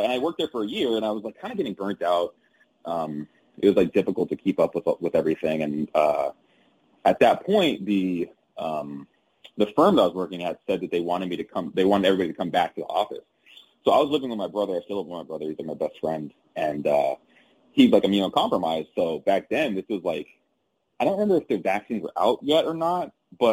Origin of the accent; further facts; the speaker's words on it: Covina, California, United States; also born or lived in Gardena, California; I'm from SoCal. So a city called Gardena is where I was born and raised for the first few years of my life. Then moved to a city called Covina when I was like about 7 or 8 and lived out there until I went to undergrad. So pretty much SoCal from all my childhood